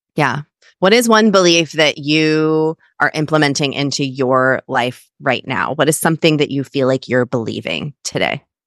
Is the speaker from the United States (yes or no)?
yes; Kansas, United States; I'm also a Midwestern girl. I'm from Kansas.